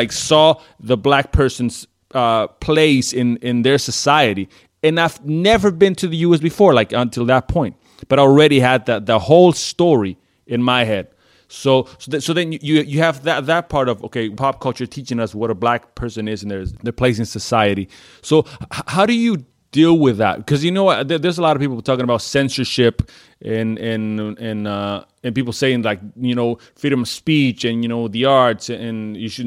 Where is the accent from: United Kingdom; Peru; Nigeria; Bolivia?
Bolivia; accent: black accent; English is a second language; moved away; also born or lived in United States / Canada; I come from Bolivia, right? Down south, Bolivia